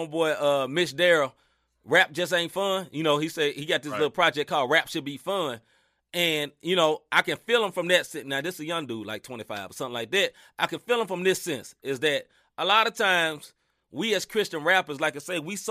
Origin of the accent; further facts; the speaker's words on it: the South, United States; I grew up in the South